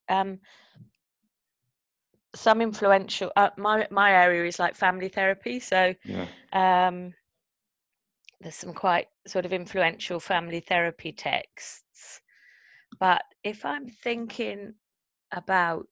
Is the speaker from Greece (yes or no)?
no; Midlands, United Kingdom; moved away as an adult; now in London, United Kingdom; I'm from the Midlands, so I talk to strangers all the time